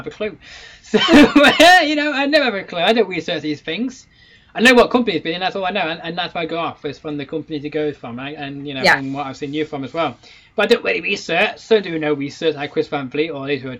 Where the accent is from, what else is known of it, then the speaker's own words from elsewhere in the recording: Manchester, North West England, United Kingdom; I'm in my hometown.